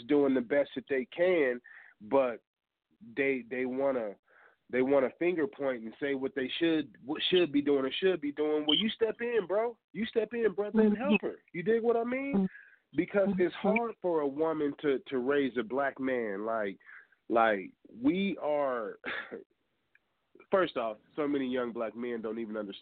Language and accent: English; Colorado, United States; also born or lived in Hamilton, Ohio; I was raised in Colorado and Colorado made me the man that I am.